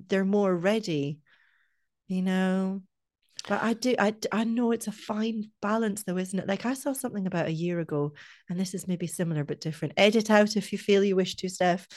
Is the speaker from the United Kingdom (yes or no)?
yes; Scotland, United Kingdom; now in Ireland; I'm from Scotland, and in Scotland we start secondary school either one or two years younger